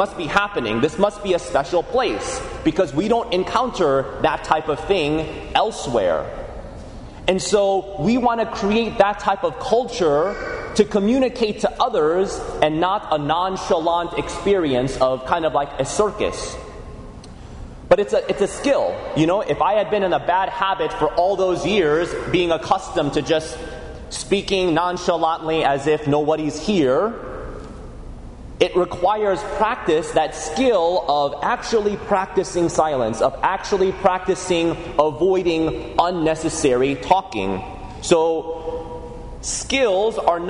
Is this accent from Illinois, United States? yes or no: yes; Chicago, Illinois, United States; my experience growing up in the Archdiocese of Chicago